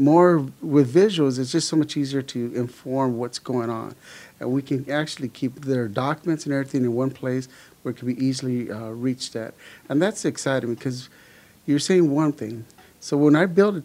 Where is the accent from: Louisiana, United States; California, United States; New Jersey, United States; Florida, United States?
California, United States; Los Angeles; also born or lived in El Paso, Texas; I was born in El Paso, Texas, but I grew up in Los Angeles. We moved when I was about 5.5 years old and pretty much grew up in Los Angeles, Southern California